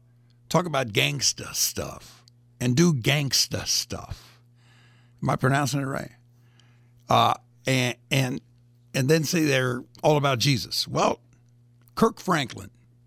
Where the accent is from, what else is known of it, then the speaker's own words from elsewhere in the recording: Greece; moved away; I was born in Greece.